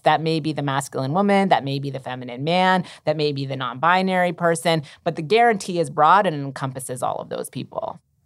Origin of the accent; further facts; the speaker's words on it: Massachusetts, United States; in Massachusetts, um, my home state